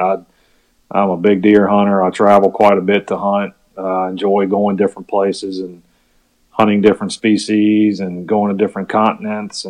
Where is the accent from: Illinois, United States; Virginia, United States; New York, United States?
Virginia, United States; also born or lived in Mississippi; I grew up in Virginia